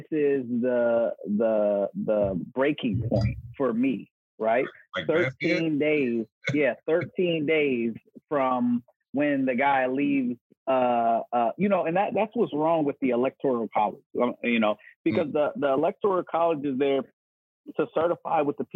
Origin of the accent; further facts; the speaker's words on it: Rankin, Pennsylvania, United States; moved away; I grew up in Rankin, Pennsylvania, you know, in the middle of the project